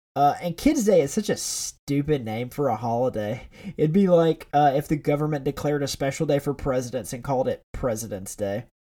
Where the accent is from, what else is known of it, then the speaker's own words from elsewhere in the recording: the South, United States; I'm from the South.